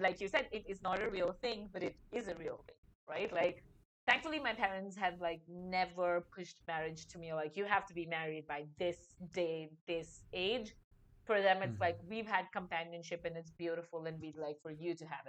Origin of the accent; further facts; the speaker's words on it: India; moved away as an adult; I'm a 31-year-old Indian woman